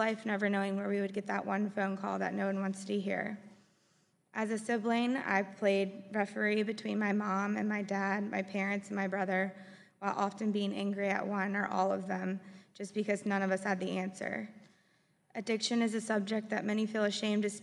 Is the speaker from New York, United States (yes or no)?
no; Forest, Virginia, United States; We grew up in Forest, Virginia, and we had the best childhood.